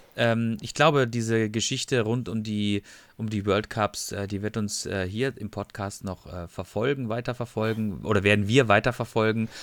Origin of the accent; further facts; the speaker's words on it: Freiburg im Breisgau, Baden-Württemberg, Germany; also born or lived in Ruhr area; ich bin ja, komme ja aus Freiburg, ich mag ja Freiburg